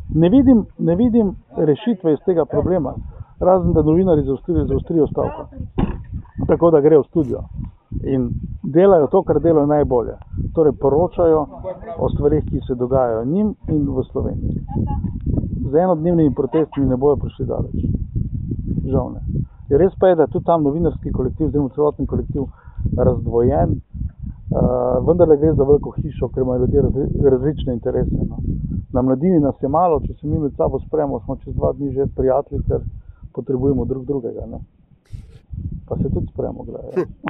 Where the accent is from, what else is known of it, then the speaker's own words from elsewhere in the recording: Velenje, Slovenia; sem iz Velenja